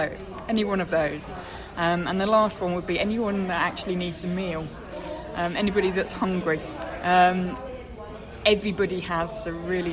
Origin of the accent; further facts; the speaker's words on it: Midlands, United Kingdom; now in Sussex, United Kingdom; I'm not from Sussex originally, I'm from the Midlands.